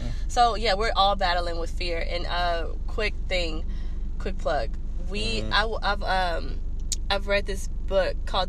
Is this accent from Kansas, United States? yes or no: no; Fayetteville, North Carolina, United States; even though I'm from Fayetteville.